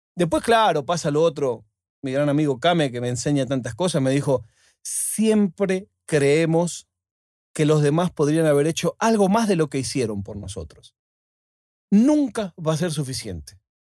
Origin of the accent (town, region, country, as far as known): Argentina; now in Spain